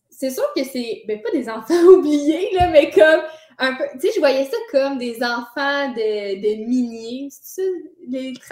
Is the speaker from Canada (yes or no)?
yes; Marieville, Quebec, Canada; moved away; moi, je viens euh, de Marieville, qui est un. en fait, quand je suis née, Marieville, c'était considéré quand même un peu la campagne puis petit village. Ça a beaucoup évolué.